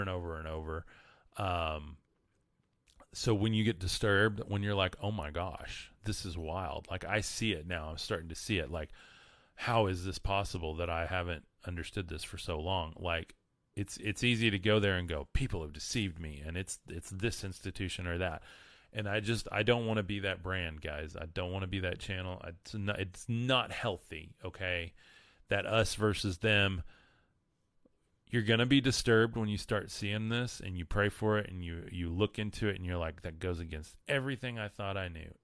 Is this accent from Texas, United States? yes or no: yes; West Texas, United States; I'm from West Texas